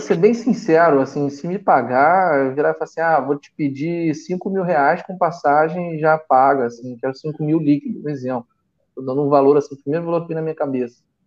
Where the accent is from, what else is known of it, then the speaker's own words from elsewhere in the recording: Rio de Janeiro, Brazil; Eu nasci e cresci em Copacabana